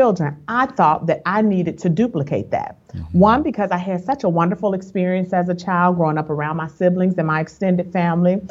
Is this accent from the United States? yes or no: yes; Chicago, Illinois, United States; moved away as an adult; now in Dallas, United States; I'm originally from Chicago, a Chi-Town girl, but we moved here in 2010.